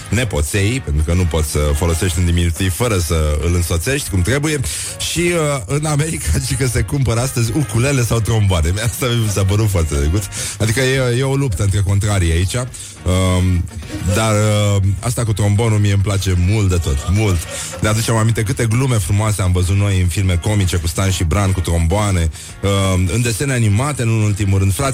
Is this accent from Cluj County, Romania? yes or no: yes; Turda, Cluj County, Romania; accent: Transylvanian; eu sunt veșnicul puștan din Turda cu accent ardelenesc, care face artă din pasiune și căruia îi place să dăruiască fericire celor din jur.